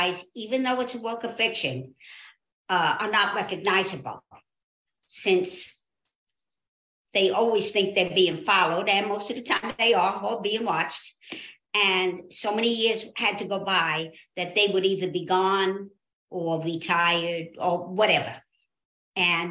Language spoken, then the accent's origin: English; Jersey City, New Jersey, United States; I was born and raised in Jersey City, New Jersey